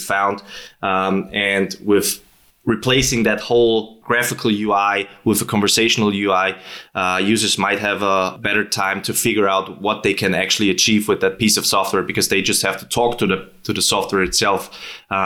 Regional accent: near Schwarzenegger's birthplace, Styria, Austria; accent: Austrian; English is a second language; I'm from Austria, as you might hear from my dialect, especially talking not like Schwarzenegger, but a bit like him. Actually, I've grown up in a city which is kind of 2 kilometers from his birthplace

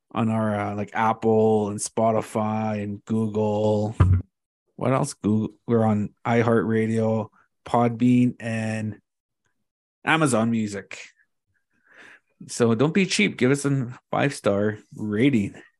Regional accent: Thunder Bay, Ontario, Canada; I grew up in Thunder Bay

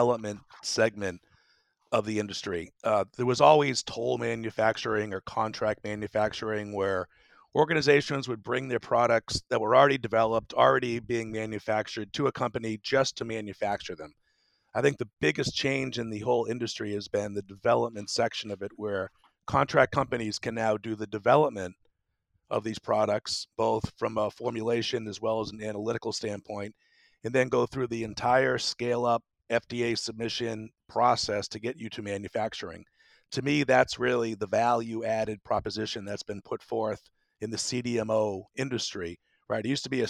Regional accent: Massachusetts, United States; moved away as an adult; also born or lived in Tampa; I grew up in Massachusetts and attended school in Massachusetts as well

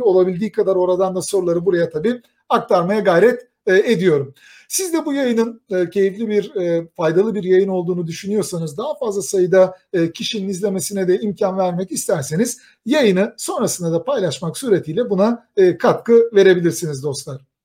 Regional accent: Kayseri, Kayseri Province, Turkey; Bir Kayserili olarak

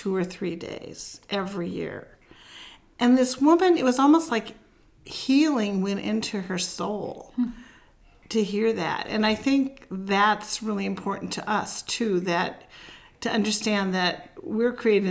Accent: Lodi, California, United States; now in St. Paul, United States; I'm originally from Lodi, where this kitchen is.

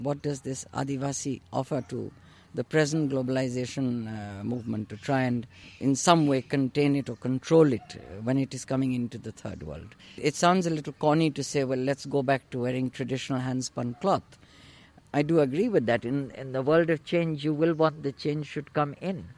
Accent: India; living in India, being born and brought up in India

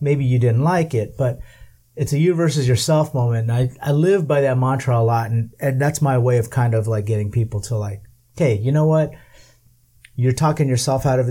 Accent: Southern California, United States; first language English; also born or lived in Manila, Philippines; I was born in the Philippines but raised in California. So it's weird for me because I'm Californian

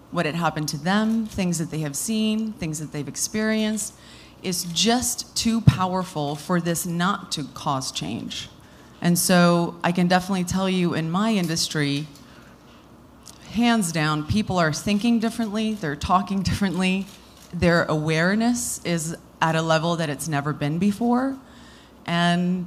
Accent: South Africa; moved away; it was born out of the love that I have for my home country. I was born and raised there

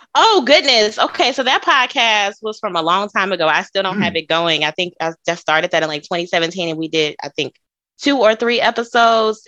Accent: Chicago, Illinois, United States; moved away as an adult; now in Dallas, United States; I am from Chicago, Illinois. Well, I'm from the south suburbs of Chicago

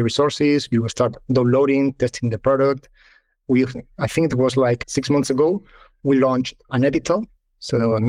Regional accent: Malaga, Andalusia, Spain; moved away as an adult; also born or lived in London / Madrid; come back to Malaga, my hometown

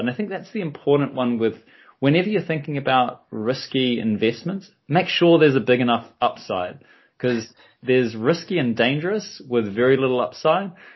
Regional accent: New Zealand; I'm from New Zealand

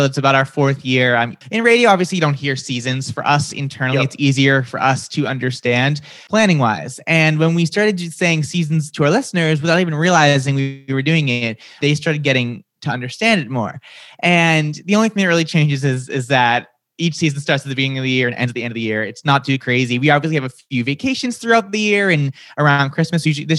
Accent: Massachusetts, United States; accent: Boston; So I grew up outside of Boston. Sometimes my accent comes out. Sometimes it doesn't. It really depends on my mood. If I get really excited, you'll hear the Boston come out.

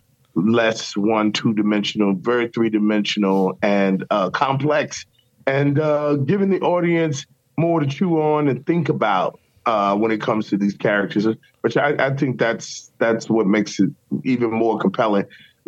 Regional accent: Richmond, Virginia, United States; I went to Virginia Commonwealth University in my hometown.

